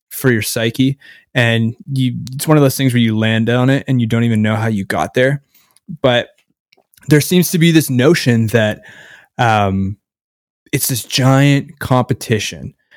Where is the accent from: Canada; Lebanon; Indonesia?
Canada; I'm from Canada